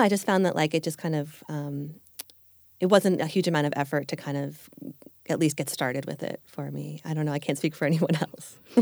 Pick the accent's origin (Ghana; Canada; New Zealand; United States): United States; Long Island, New York; moved away as an adult; also born or lived in Manhattan, New York / Japan; now in Los Angeles, United States; I grew up on Long Island, uh, about an hour or so outside of New York City, and lived there all the way through till I left for college